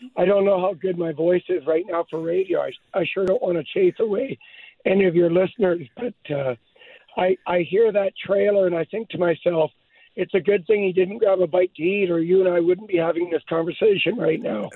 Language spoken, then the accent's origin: English; Hope, British Columbia, Canada; I was born in Hope